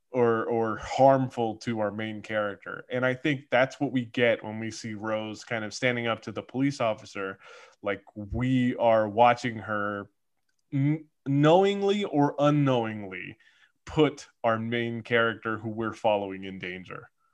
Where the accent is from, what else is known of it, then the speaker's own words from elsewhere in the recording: California, United States; as a Californian